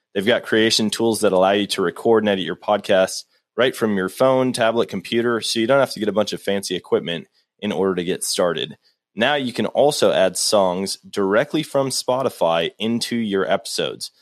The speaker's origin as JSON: {"language": "English", "region": "Wisconsin", "country": "United States", "tie": "born or raised there", "moved": "yes", "lives_now": "Missouri, United States", "said": "growing up in Wisconsin, it's all woods"}